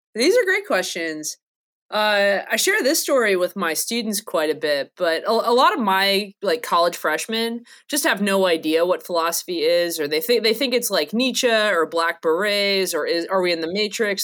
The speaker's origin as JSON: {"language": "English", "region": "North Carolina", "country": "United States", "said": "I'm from North Carolina"}